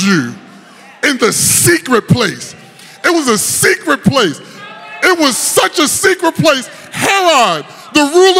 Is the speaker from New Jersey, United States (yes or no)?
yes; Paterson, New Jersey, United States; moved away; also born or lived in North Carolina; I grew up in Patterson